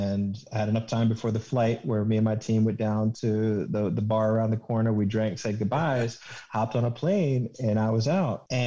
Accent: Richmond, Virginia, United States; moved away as an adult; I'm from Richmond

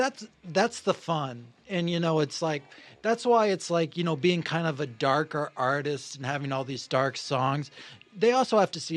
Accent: Maine, United States; moved away as an adult; also born or lived in Oneonta, New York / New York City; now in Los Angeles, United States; I grew up in Maine, went to college in New York.

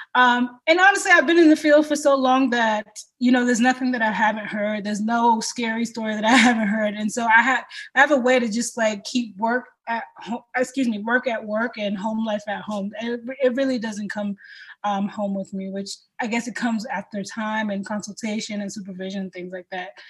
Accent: Boston, Massachusetts, United States; I am the daughter of a Cameroonian man and a Haitian woman, uh, born and raised in Boston

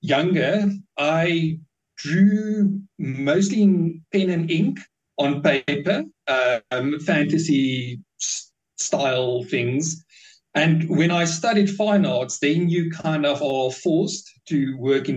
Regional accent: Bloemfontein, Free State, South Africa; I was born in Bloemfontein in the Free State. And it's quite I don't know, not dull is a bit of a harsh way to put it, but it's a very quiet city. There's not that much happening, really, and growing up, there's not that much things

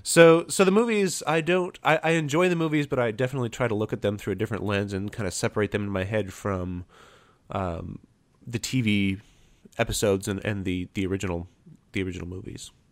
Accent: Fort Wayne, Indiana, United States; Fort Wayne, Indiana, my hometown

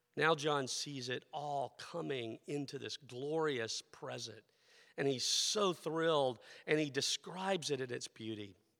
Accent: the southeastern United States, United States; moved away; also born or lived in Philadelphia; I am a, a person born in the southern, the southeastern part of the United States, that cultural experience that I grew up

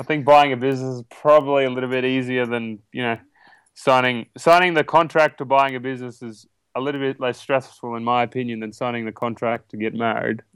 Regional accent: ten hours northwest of Sydney, between Walgett and Moree, New South Wales, Australia; now in United States

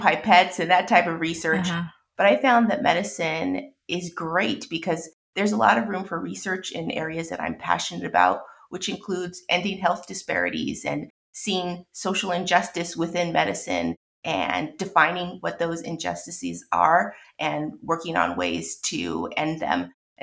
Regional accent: Los Angeles, California, United States; Born and raised in Los Angeles

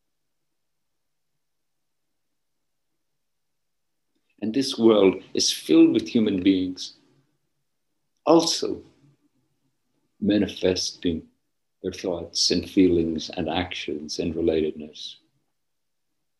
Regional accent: Northern Ireland, United Kingdom; Where I grew up in Northern Ireland, when I was young

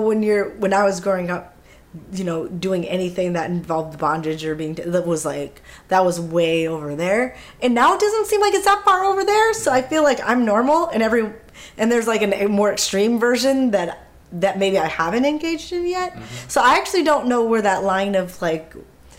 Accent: Minneapolis, Minnesota, United States; we grew up in Minneapolis, in the city, in Minneapolis

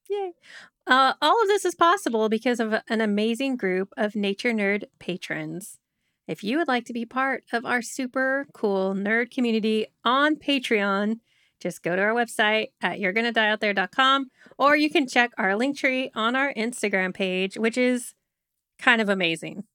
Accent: United States; being an American

